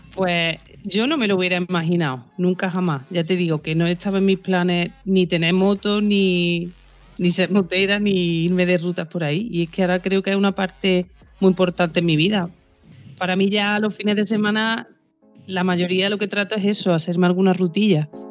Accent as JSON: {"language": "Spanish", "town": "Estepa", "region": "Andalusia", "country": "Spain", "said": "soy sevillana pura y dura."}